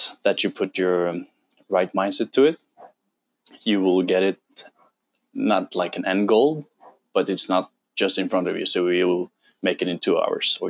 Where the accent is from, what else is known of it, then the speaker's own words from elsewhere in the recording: Norway; English is a second language; moved away as an adult; now in Bali, Indonesia; I'm from Norway, 32 years old